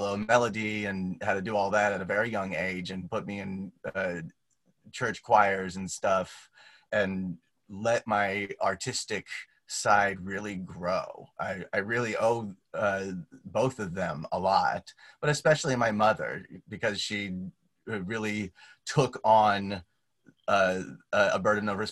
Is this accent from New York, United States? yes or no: no; Grandview Heights, Ohio, United States; moved away; I grew up 5 minutes from West Campus of OSU in a little teeny tiny town called Grandview Heights